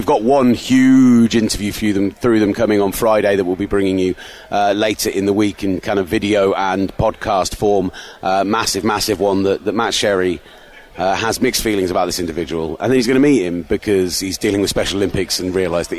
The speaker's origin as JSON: {"language": "English", "region": "London", "country": "United Kingdom", "also_born_or_lived": "Birmingham", "accent": "Birmingham twang", "said": "No, I'm from London, but I lived in Birmingham for 2 or 3 years and do have a little bit of the twang."}